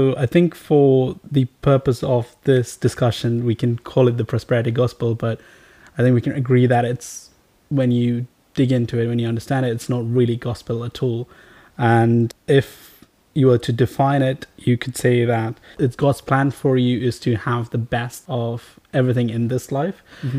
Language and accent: English; Riyadh, Riyadh Province, Saudi Arabia; I grew up in Saudi Arabia for most of my teenage years. Most of my primary secondary education was spent in Riyadh, Saudi Arabia.